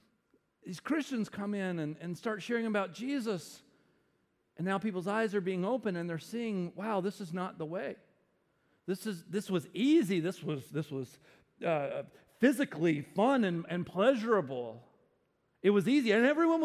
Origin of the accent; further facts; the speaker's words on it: the South, United States; I grew up in the South. The Bible Belt, the buckle of the Bible Belt